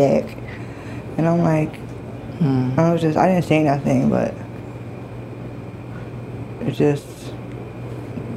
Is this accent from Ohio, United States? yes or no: no; New York City, New York, United States; I grew up, not in the streets, but I am from Manhattan. I am from the East Village